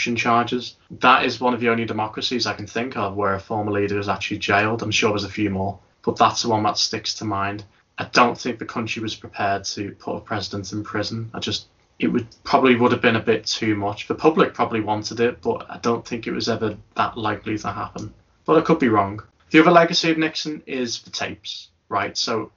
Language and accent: English; Liverpool, North West England, United Kingdom; I am from Liverpool